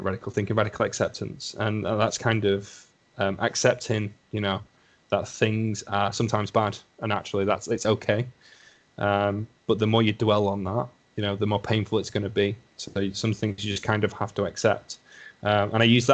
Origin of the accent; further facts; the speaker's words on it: Lancashire, North West England, United Kingdom; accent: thick Lancashire; My thick Lancashire accent, yeah. My lovely Lancashire accent